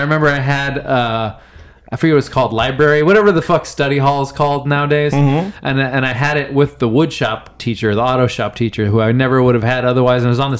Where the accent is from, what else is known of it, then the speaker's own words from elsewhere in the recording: Central Valley, California, United States; We had like our my hometown kind of butted up against the mountains, and so it was like the farm worker kids from Orange Cove, and then like the mountain kids from Dunlap, and then the rest of the kids were from Reedley, and they all went to the same high school.